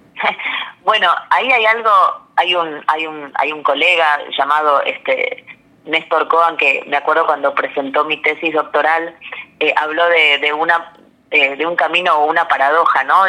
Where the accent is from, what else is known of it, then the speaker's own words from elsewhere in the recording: Buenos Aires, Argentina; yo nací acá en, en, Ciudad de Buenos Aires